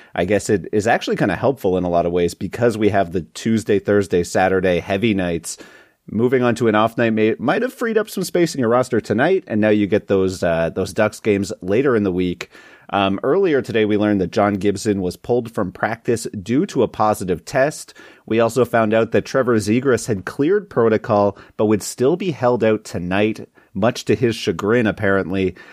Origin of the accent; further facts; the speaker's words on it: Canada; north of the border to my home country